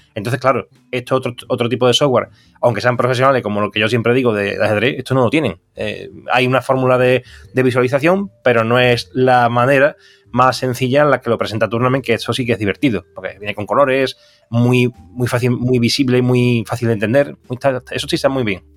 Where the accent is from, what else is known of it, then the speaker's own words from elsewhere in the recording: Seville, Andalusia, Spain; nosotros que somos de Sevilla